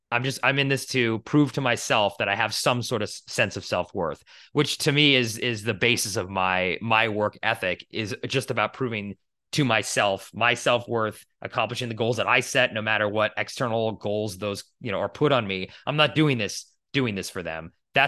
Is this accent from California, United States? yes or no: no; Boston, Massachusetts, United States; I grew up in Boston